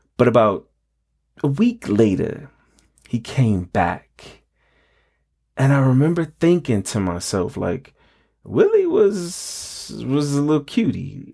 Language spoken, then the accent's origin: English; New York, United States; growing up in New York, we had the aluminum can recycling program